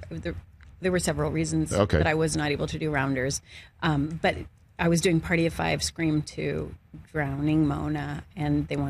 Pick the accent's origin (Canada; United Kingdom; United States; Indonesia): Canada; Guelph, Ontario; As a Canadian.